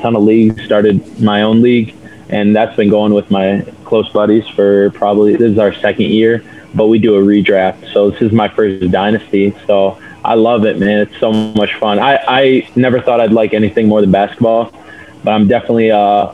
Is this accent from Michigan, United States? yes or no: yes; Traverse City, Michigan, United States; now in Hudsonville, United States; I'm originally from Traverse City.